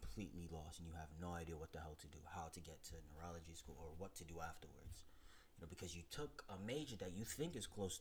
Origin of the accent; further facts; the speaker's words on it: New York City, New York, United States; Born and raised in Brooklyn